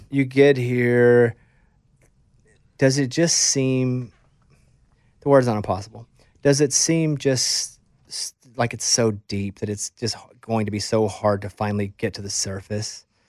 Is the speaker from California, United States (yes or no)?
no; Arkansas, United States; moved away as an adult; also born or lived in Austin; now in Nashville, United States; I grew up in Arkansas